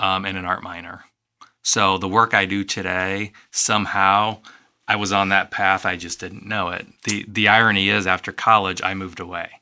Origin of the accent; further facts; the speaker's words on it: East Moline, Illinois, United States; I grew up in East Moline